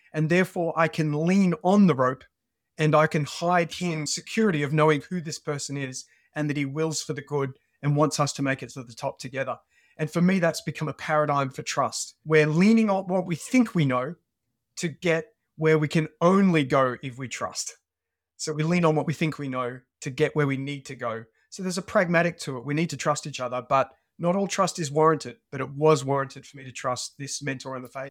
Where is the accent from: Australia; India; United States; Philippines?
Australia; moved away as an adult; now in United Kingdom; When I was a teenager, I grew up in Australia, as, uh, you can probably pick from my, uh, from my accent.